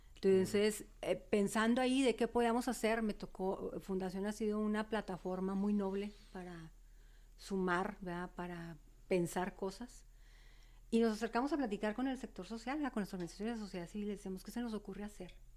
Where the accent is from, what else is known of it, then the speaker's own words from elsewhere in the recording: Ciudad Juárez, Chihuahua, Mexico; Yo nací eh, aquí en Juárez, soy juarense, viví y crecí un tiempo en lo que se llama la curva, en el área de la curva. Y cuando tengo los cinco años voy a vivir a la División del Norte. Okay. Yo crecí ahí en la colonia División del Norte.